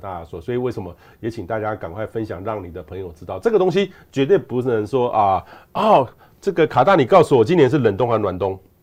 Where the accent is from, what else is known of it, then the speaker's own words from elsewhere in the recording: southern Taiwan, Taiwan; moved away; 我小时候在南部嗯，南部长大